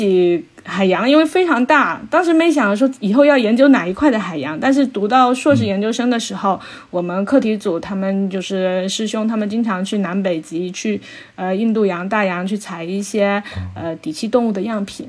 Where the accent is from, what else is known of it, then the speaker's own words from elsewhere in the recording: Xiamen, Fujian, China; 小时候不是出生在，哎，出生在鼓浪屿嘛，然后生活在这个海边